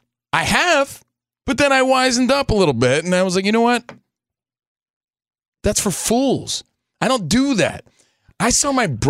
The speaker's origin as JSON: {"language": "English", "town": "Union", "region": "New Jersey", "country": "United States", "said": "I went home, you know, I'm from New Jersey, just a kid from Union, New Jersey."}